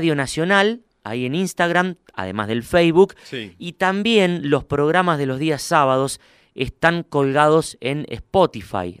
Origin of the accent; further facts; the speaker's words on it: Huinca Renancó, Córdoba, Argentina; now in Córdoba, Argentina; al sur de Córdoba a mi pueblo, ahí donde hace frío de verdad. Winca Renancó